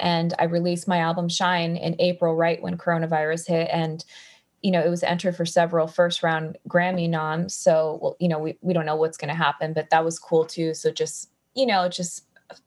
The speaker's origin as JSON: {"language": "English", "town": "Miami", "region": "Florida", "country": "United States", "tie": "born or raised there", "moved": "as an adult", "lives_now": "Nashville, United States", "said": "I grew up in South Florida"}